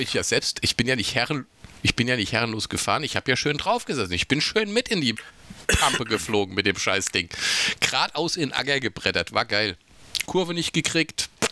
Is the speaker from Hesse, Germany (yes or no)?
yes; Rüsselsheim, Hesse, Germany; also born or lived in Raunheim; ich bin ja groß geworden in Rüsselsum, also Rüsselsheim.